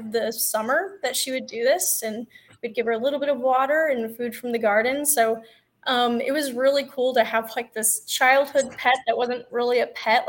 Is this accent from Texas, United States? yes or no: yes; Texas, United States; I grew up on a ranch in Texas